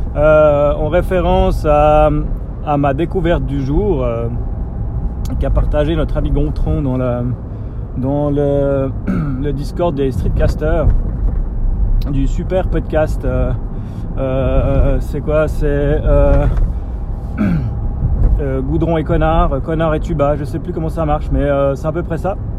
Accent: Switzerland; accent: Swiss; mon accent suisse.

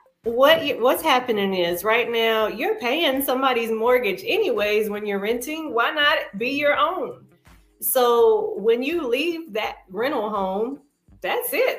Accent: Madison, North Carolina, United States; also born or lived in Greensboro Triad area; now in Charlotte, United States; Madison, North Carolina, my hometown.

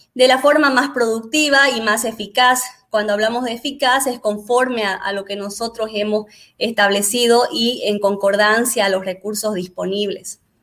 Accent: Bolivia; soy boliviana

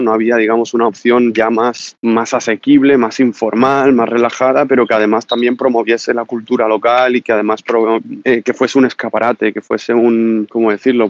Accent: Marbella, Andalusia, Spain; tengo 31 años, soy de Marbella

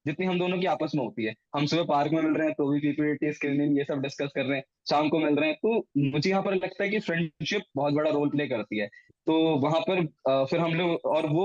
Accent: Ranikhet, Uttarakhand, India; मैं ना रानीखेत से बिलोंग करता हूँ तो रानीखेत में कुमाऊं रेजिमेंटल सेंटर है

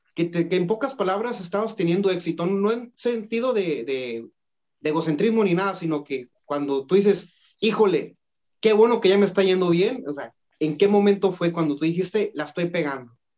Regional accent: Culiacán, Sinaloa, Mexico; yo soy de Culiacán

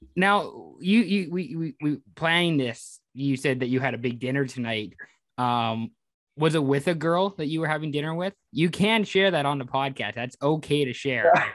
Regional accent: Canada; in Canada, like you know, being Canadian means like celebrating your culture, like where you came from

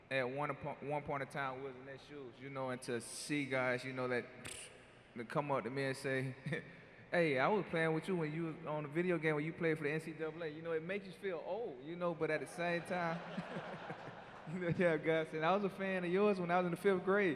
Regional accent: Florida, United States; growing up in Florida

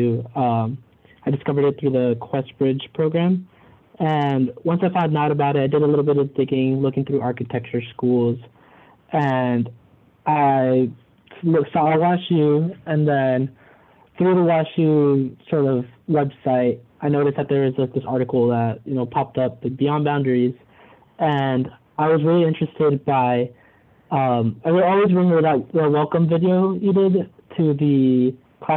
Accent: Mesa, Arizona, United States; moved away as an adult; now in St. Louis, United States; I'm from Mesa, Arizona. Back home, I went to Mesa High School

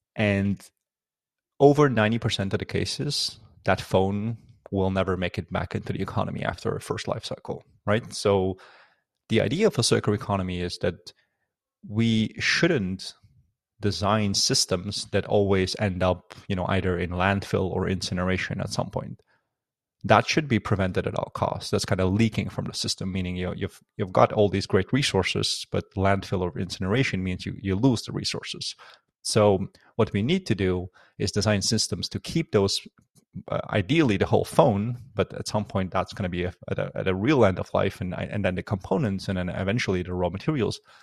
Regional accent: Netherlands; also born or lived in Afghanistan; I was born in Afghanistan. Um, in nineteen ninety-two, and, uh, lived there for a couple of years, and I was very little, uh, obviously, uh, due to the war and any conflict, uh, moved to the Netherlands, uh, when I was only seven. And that's where I, um, kinda spent the rest of my life

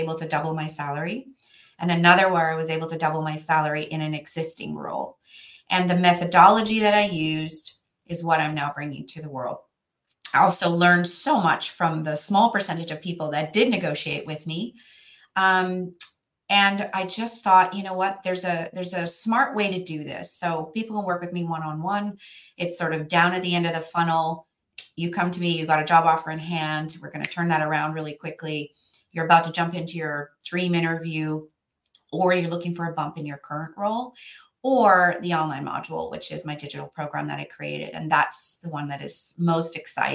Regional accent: Western Canada, Canada; moved away as an adult; now in New York area, United States; So where I came from was a small place in Western Canada.

